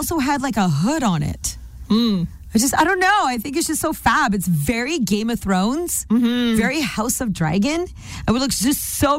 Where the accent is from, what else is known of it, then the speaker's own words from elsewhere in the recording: Canada; Hi, I'm very Canadian.